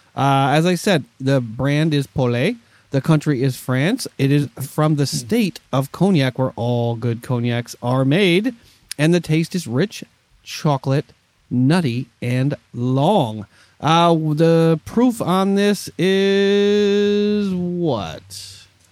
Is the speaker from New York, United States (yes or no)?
yes; New York, United States; my New York Jets, from my home state